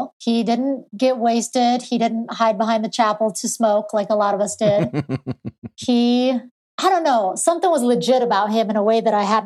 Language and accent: English; Pierce, Colorado, United States